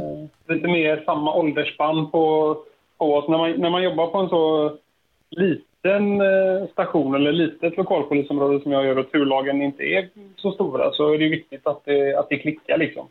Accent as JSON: {"language": "Swedish", "town": "Landvetter", "region": "Västra Götaland", "country": "Sweden", "tie": "born or raised there", "said": "jag är uppvuxen eh, en bit öster om eh, Göteborg. Det är ingen hemlighet. Landvetter."}